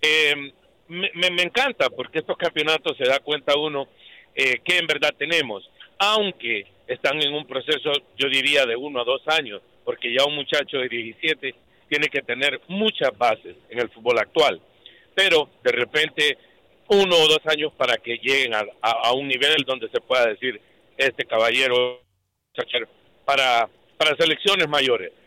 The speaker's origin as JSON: {"language": "Spanish", "country": "El Salvador", "said": "yo soy salvadoreño"}